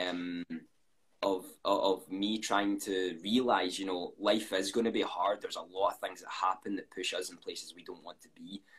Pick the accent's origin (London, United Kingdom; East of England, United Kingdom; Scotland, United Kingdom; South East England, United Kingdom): Scotland, United Kingdom; I'm 21. Uh, I'm from Scotland